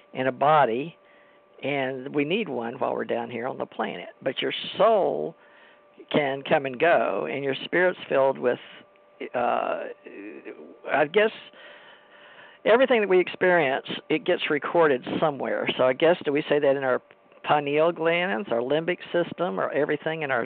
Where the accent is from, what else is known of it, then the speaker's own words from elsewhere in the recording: United States; I was raised in America and I was raised Christian